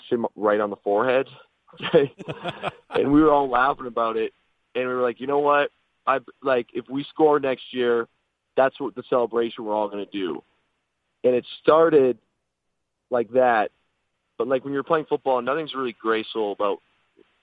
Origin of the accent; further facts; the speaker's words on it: Windsor, Ontario, Canada; moved away; also born or lived in Seattle; I grew up in Windsor on a border town